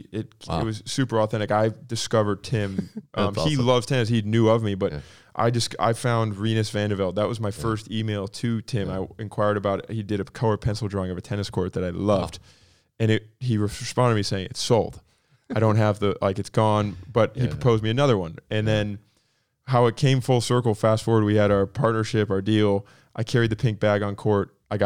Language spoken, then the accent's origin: English; Palm Coast, Florida, United States; also born or lived in Michigan; I consider myself somewhat of a middle America kid. I was born in Michigan, the town I grew up in North Florida is like kind of out in the boonies. Like Palm Coast is not known for its culture of by any means.